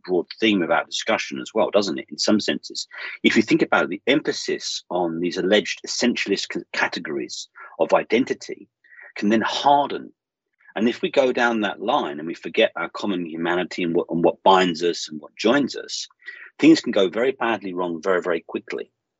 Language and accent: English; London, United Kingdom; moved away as an adult; also born or lived in Bosnia; I grew up in a place called Hackney in East London, and I lived there for 24, 25 years.